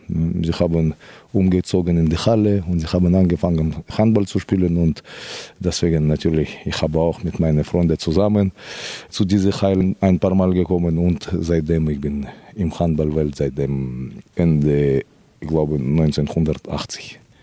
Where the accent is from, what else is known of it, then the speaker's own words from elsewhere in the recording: Kyrgyzstan; German is a second language; moved away as an adult; also born or lived in Moscow, Russia / Spain; mein Blut ist von Kirgisistan hundertprozentig